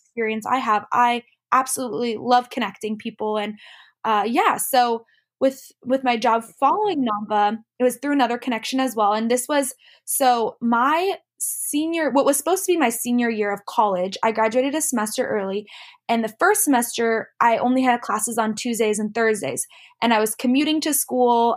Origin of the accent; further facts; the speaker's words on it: Lake Tapps, Washington, United States; moved away as an adult; also born or lived in Los Angeles, California; I grew up in Lake Taps, which is just a little town south of Seattle